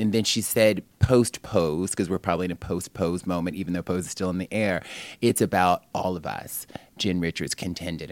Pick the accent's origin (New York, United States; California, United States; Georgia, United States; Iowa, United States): New York, United States; I'm just programmed as a New Yorker